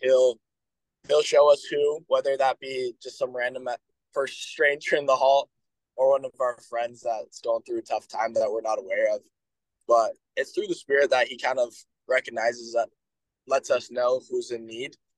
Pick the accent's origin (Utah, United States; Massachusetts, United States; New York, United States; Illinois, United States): Utah, United States; Bountiful; now in Logan, United States; from Bountiful, Utah